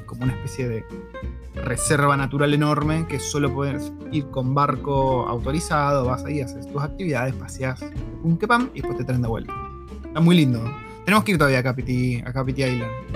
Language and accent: Spanish; Argentina; nuestros abuelos, creería que de casi todos nosotros, o tatarabuelos, se vinieron de Europa buscando una mejor oportunidad en Argentina